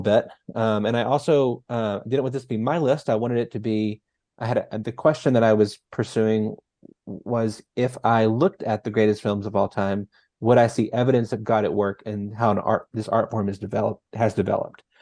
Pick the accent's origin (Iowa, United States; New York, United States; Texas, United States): Texas, United States; North; moved away; I'm from North Texas originally, and little town of like seven hundred people